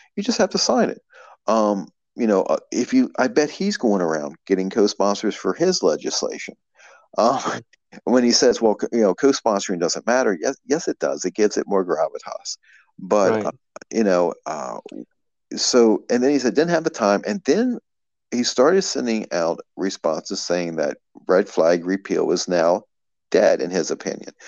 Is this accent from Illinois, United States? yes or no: no; Maryland, United States; also born or lived in West Virginia; now in Virginia, United States; originally I'm from Maryland, and I've always stayed within about half an hour of of, of Harper's Ferry